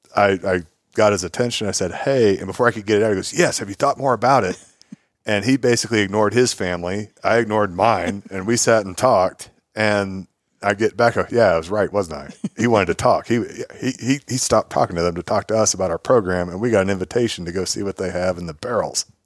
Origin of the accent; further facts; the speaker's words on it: Willamette Valley, Oregon, United States; now in Austin, United States; I'm from the Willamette Valley